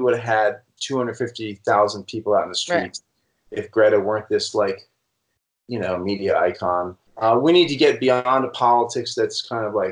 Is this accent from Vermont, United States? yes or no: yes; Vermont, United States; I'm from Vermont